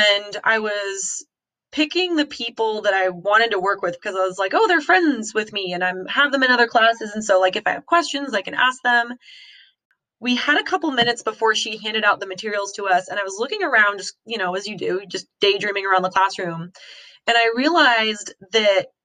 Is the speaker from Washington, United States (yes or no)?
yes; Wenatchee, Washington, United States; I grew up in Eastern Washington, in a small town called Wenatchee